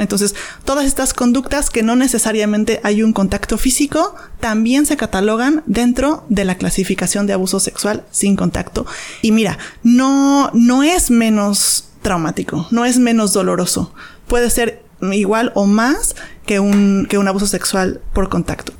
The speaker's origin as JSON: {"language": "Spanish", "region": "Mexico City", "country": "Mexico", "tie": "born or raised there", "moved": "as an adult", "lives_now": "Los Cabos, Mexico", "said": "Yo soy originaria de Ciudad de México"}